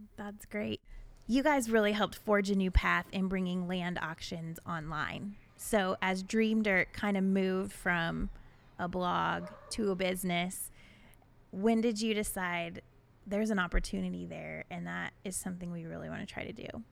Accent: Iowa, United States; born or raised there

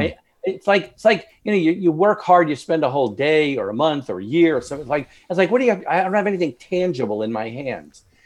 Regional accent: Long Island, New York, United States; moved away; I'm originally from New York, Long Island, suburbs of New York City

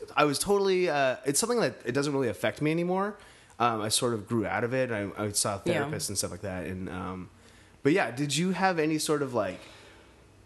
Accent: Maine, United States; moved away; I grew up in Maine, a very small town, no tall buildings.

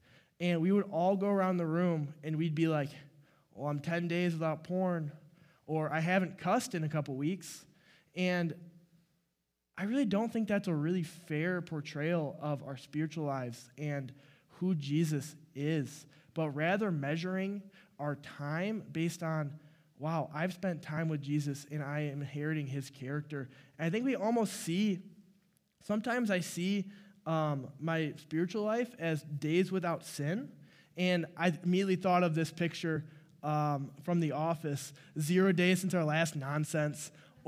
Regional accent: Clarkston, Michigan, United States; so I am from Clarkston, Michigan, which is 2 hours east, and I didn't really grow up in the church

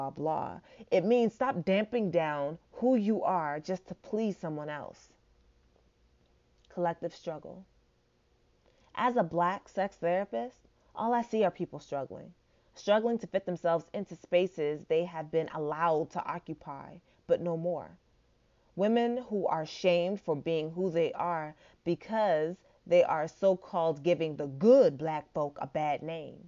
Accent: Nigeria; And I'm Nigerian

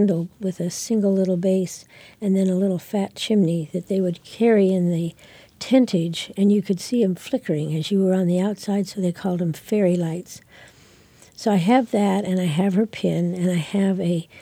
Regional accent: Geneseo, Illinois, United States; I was born in Geneseo, Illinois.

